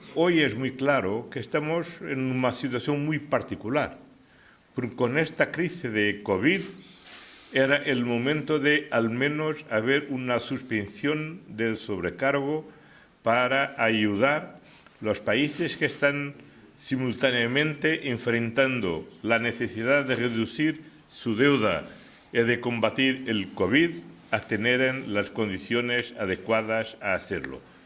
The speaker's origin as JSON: {"language": "Spanish", "country": "Argentina", "said": "como argentino"}